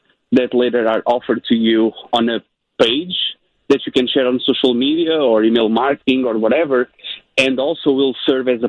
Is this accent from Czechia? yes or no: no; Portugal; moved away; Originally, I'm from Portugal, Europe